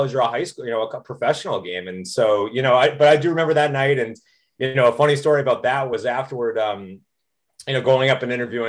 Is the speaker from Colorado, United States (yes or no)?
no; Westwood, Massachusetts, United States; I grew up in Westwood and right outside of Boston.